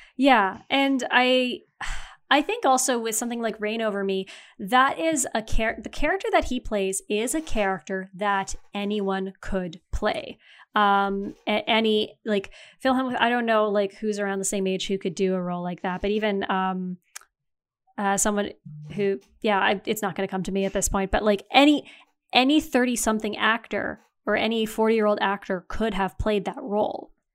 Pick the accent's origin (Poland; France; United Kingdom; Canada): Canada